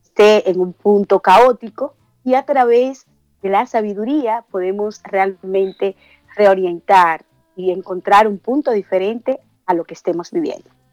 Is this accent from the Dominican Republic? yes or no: yes; Dominican Republic; en mi país, yo que vengo de República Dominicana